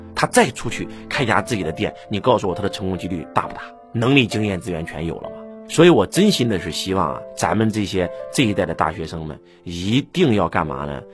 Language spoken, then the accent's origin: Chinese; China; 我们中国人